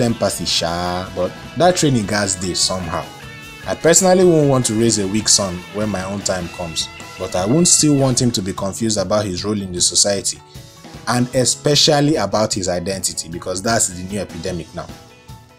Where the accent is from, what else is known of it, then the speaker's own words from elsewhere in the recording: Lagos, Nigeria; my growing up in Ebutemeta